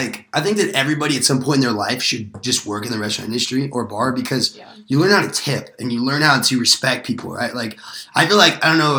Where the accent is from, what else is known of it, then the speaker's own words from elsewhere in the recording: Southern California, United States; I'm from Southern California.